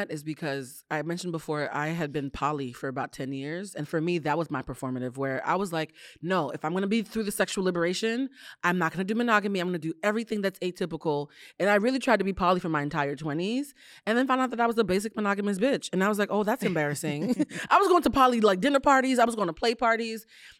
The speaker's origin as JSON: {"language": "English", "town": "Boston", "region": "Massachusetts", "country": "United States", "said": "I'm from Boston. I'm used to holding on to one black person and writing them."}